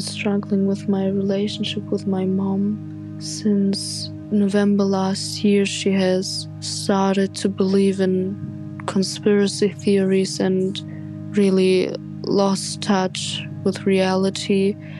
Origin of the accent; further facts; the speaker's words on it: Germany; I'm from Germany.